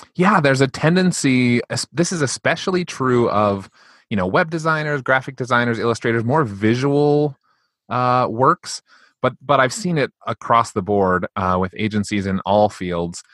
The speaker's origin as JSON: {"language": "English", "country": "United States"}